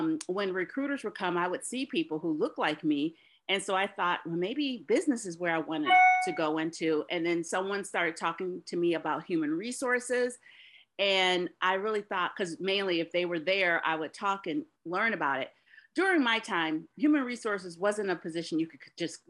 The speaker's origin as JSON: {"language": "English", "town": "Detroit", "region": "Michigan", "country": "United States", "said": "I'm originally from Detroit, a proud daughter of two Detroit public school teachers"}